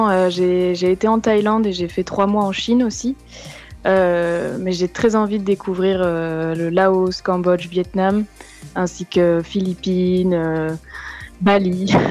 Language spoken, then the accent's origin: French; France; ou les petites fautes qu'on fait parce qu'on est français.